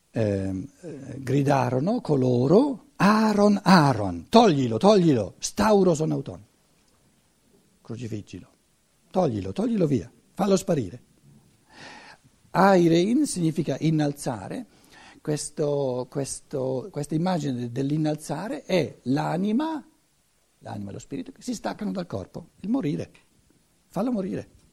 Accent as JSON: {"language": "Italian", "country": "Italy", "said": "in quanto italiano"}